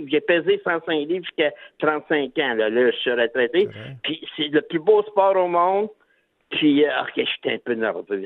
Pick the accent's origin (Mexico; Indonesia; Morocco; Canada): Canada; Maniwaki, Quebec; moved away as an adult; also born or lived in Alberta; moi, je suis natif de Maniwaki